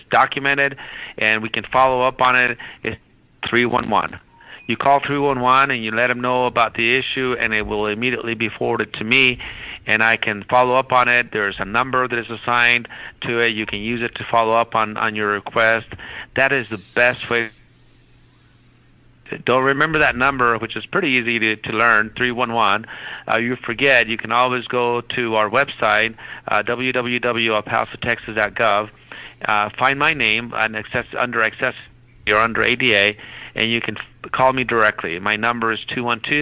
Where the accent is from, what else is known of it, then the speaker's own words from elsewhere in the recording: El Paso, Texas, United States; I'm from El Paso